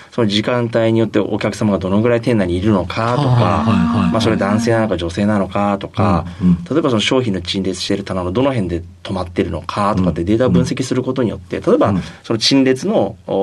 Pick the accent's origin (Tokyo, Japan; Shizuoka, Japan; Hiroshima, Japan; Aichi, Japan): Hiroshima, Japan; Mihara; 生まれは広島県の宮原市という、はい、こう瀬戸内海の海沿いのですね、はい、しまなみ海道が見えるそういうところで生まれてます